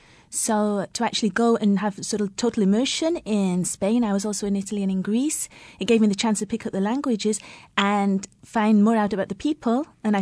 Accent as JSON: {"language": "English", "region": "England", "country": "United Kingdom", "said": "I'm English."}